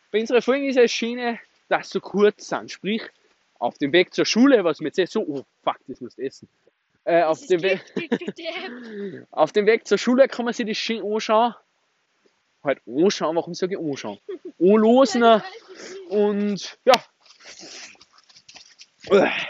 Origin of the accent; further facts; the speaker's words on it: Austria; Wir kommen natürlich aus, aus, aus dem schönen, schönen Österreich, Leute. Dass ihr es wisst. Wir sind waschechte Österreicher